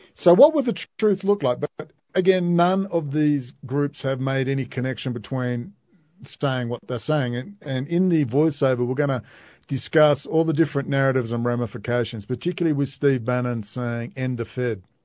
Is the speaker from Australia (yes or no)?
yes; Perth, Western Australia, Australia; Perth, Western Australia, my hometown